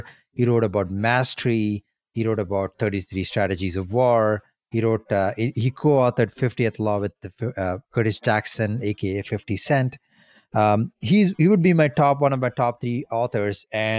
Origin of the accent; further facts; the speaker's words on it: India; moved away as an adult; now in Canada; when I was in my early 20s, when I moved to Canada from India